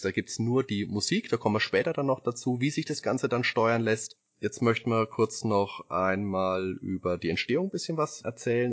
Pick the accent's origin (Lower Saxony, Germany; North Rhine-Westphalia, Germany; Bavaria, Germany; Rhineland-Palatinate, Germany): Bavaria, Germany; ich komme aus Bayern